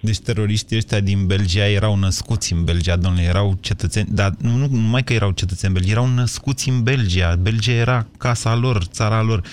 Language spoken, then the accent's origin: Romanian; Drobeta-Turnu Severin, Mehedinți County, Romania; moved away as an adult; now in Bucharest, Romania; sunt de la Severin am venit la București da. să fac o facultate și am rămas aici